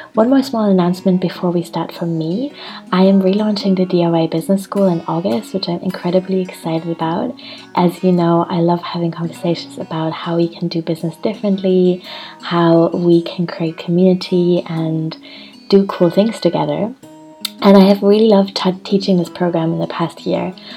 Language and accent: English; Hamburg, Germany; I'm in Hamburg in my hometown.